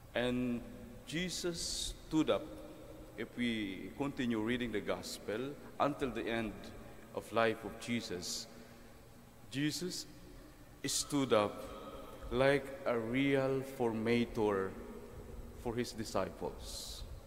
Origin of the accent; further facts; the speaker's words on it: Mindoro, Mimaropa, Philippines; now in Quezon City, Philippines; when I was growing up in Mindoro